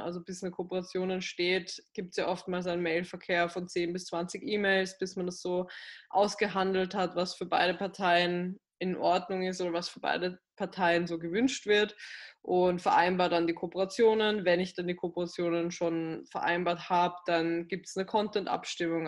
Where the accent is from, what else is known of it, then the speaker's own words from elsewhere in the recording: Graz, Styria, Austria; moved away as an adult; now in Vienna, Austria; in meiner Heimatstadt, also in Graz, das ist in Südösterreich